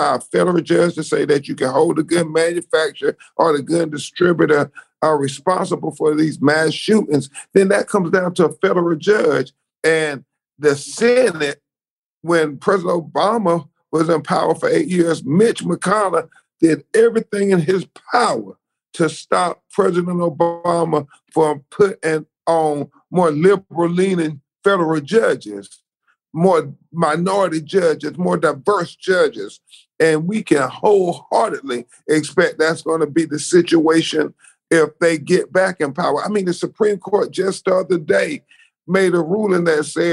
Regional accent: Florida, United States; my home state of Florida

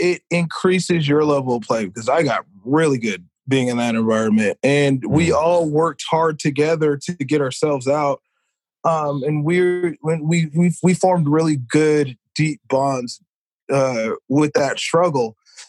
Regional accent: California, United States; also born or lived in Missouri / Carolina; I lived in Missouri. I lived in California. Those were the three big places. I tell people I'm from California, but I technically spent more time out in Missouri than any other place.

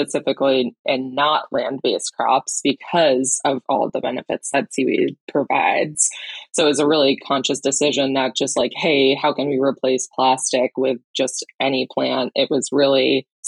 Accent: Camden, Maine, United States; moved away as an adult; also born or lived in Boston / Wyoming; I grew up in the Mid-Coast in Camden and was lucky enough to have a boat growing up

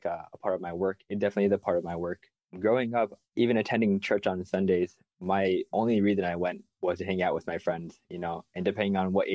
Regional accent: Omaha, Nebraska, United States; I'm from Omaha, Nebraska

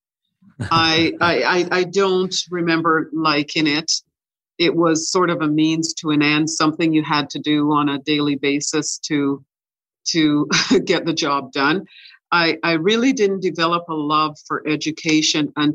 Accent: Winnipeg, Manitoba, Canada; also born or lived in Ocho Rios, Jamaica; I was born in Jamaica in a little town called Ocherias

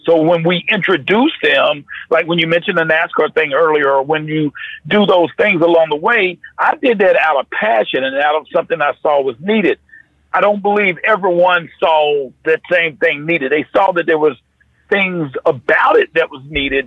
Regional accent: North Carolina, United States; I grew up in North Carolina

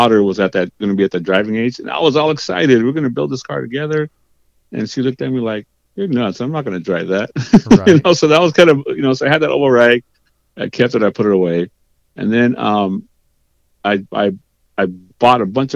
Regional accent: Huntington Park, California, United States; I was from Huntington Park

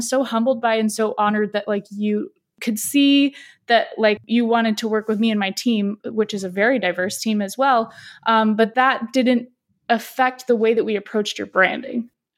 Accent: San Diego, California, United States; I, on the flip side, grew up in the US my whole life. I grew up in San Diego, which is pretty progressive

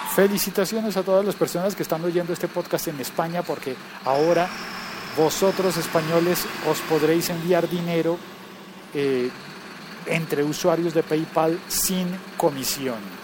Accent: Colombia; also born or lived in France; en mi país

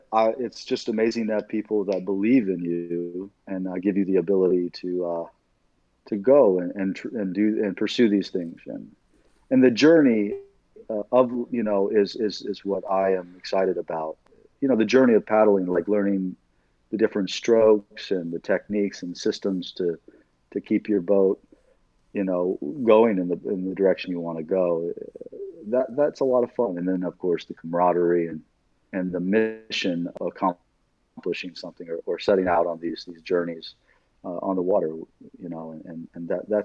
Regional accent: Illinois, United States; born there; I grew up all over the country. I was born in Southern Illinois.

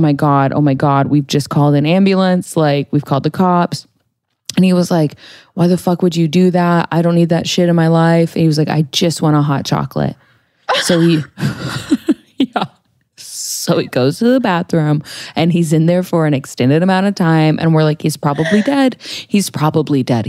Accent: the South, United States; I grew up in the South

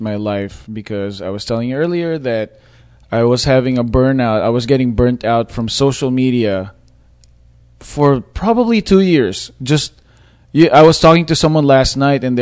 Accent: Philippines; I'm Filipino and I'm Asian

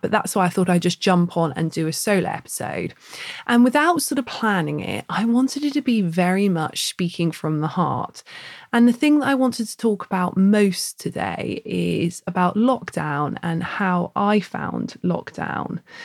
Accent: Plymouth, South West England, United Kingdom; now in Bath, United Kingdom; we don't live by the sea where we are in Bath, but Bruce and I grew up in Plymouth

